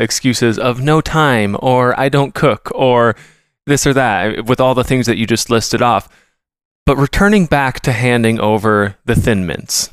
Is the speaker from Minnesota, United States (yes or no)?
yes; Minnesota, United States; I'm a Minnesotan